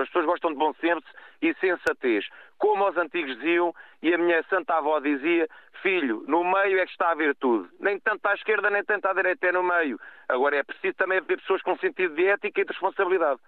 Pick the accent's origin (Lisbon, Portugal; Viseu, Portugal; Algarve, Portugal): Lisbon, Portugal; Cacém; eu sou do Cacém.